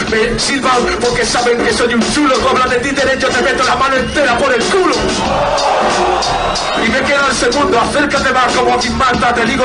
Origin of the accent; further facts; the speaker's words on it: Caracas, Capital District, Venezuela; born there; yo nací en Caracas